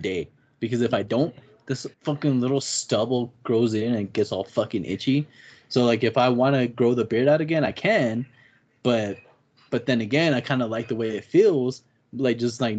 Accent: Albuquerque, New Mexico, United States; I was walking from Albuquerque High to grandma's house

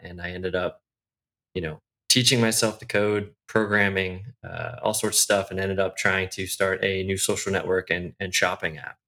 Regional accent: outside of Chicago, Illinois, United States; moved away as an adult; also born or lived in Bay Area; now in Irvine, United States; I grew up outside of Chicago, actually. So I was there until college

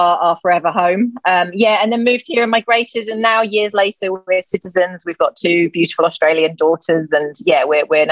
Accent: Gloucester, South West England, United Kingdom; moved away; I moved back to my hometown, Gloucester

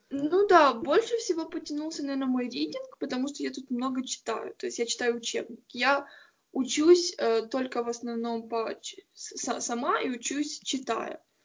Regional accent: Ukraine; я вообще тупая украинка

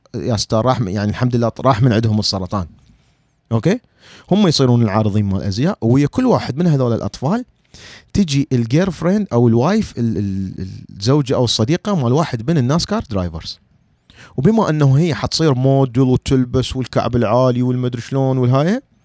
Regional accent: Iraq; moved away as an adult; now in United States; انا عراقي انا عراقي

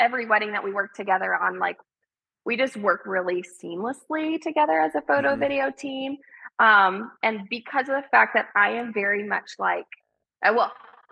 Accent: South Carolina, United States; moved away as an adult; also born or lived in Knoxville, Tennessee / Wisconsin; I grew up in South Carolina

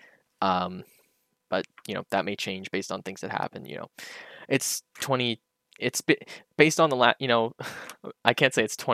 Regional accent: Canada; I'm Canadian

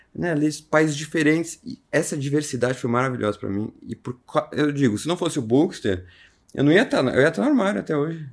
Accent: São Paulo, Brazil; eu nasci em São Paulo, no sul de São Paulo

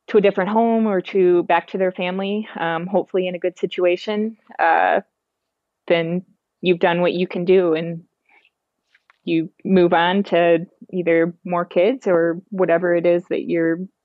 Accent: Wisconsin, United States; I'm from Wisconsin

